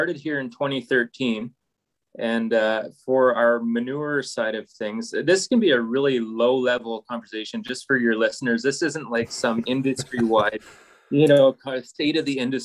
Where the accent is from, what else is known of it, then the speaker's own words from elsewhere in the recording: Chilliwack, British Columbia, Canada; moved away as an adult; now in Fort Macleod, Canada; I grew up in Chilliwack, BC